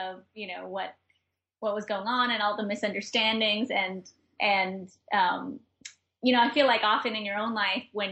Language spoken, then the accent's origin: English; New York, United States; also born or lived in Granada, Nicaragua; as a New Yorker